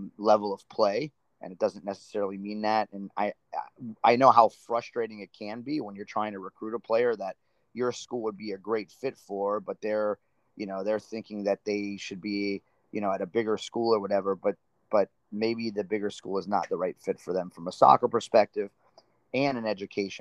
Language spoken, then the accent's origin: English; Miami, Florida, United States; you and I are both, you know, born and raised in South Florida, born in Miami